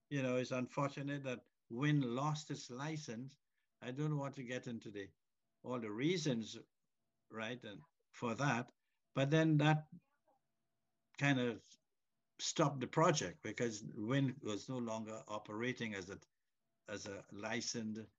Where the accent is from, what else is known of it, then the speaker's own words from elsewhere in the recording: Trinidad & Tobago; now in Canada; as a Trinidadian, um, a Trinidadian stroke Canadian.